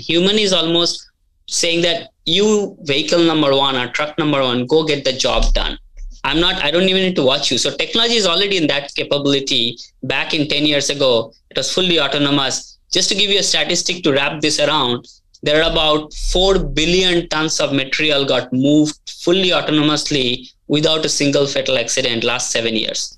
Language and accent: English; India; moved away as an adult; now in United States; I grew up in India, came to US back in early 2000